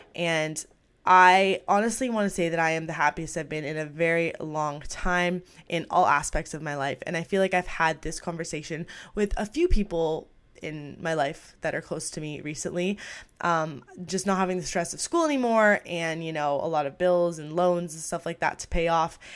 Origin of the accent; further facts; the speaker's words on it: outside Toronto, Ontario, Canada; I was born and raised in Canada. I'm not gonna say the exact city, but I'm just a little bit outside of Toronto.